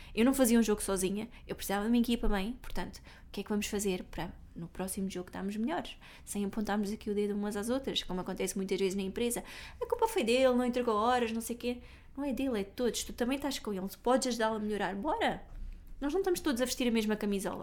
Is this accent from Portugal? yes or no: yes; Algarve, Portugal; eu é sou algarvia